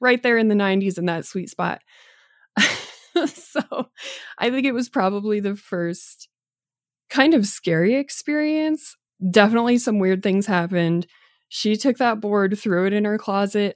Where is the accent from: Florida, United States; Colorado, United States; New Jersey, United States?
Colorado, United States; Boulder County; But growing up in Boulder County